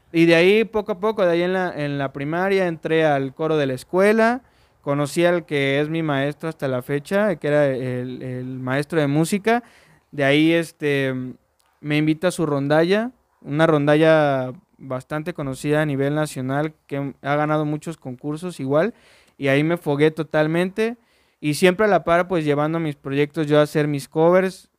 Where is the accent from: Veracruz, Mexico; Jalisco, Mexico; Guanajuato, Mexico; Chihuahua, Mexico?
Veracruz, Mexico; Orizaba; soy originario de Orizaba